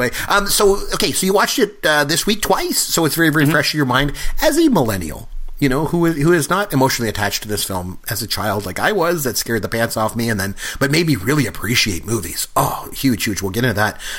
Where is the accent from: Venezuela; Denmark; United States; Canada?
Canada; And I'm good Canadian. I don't either.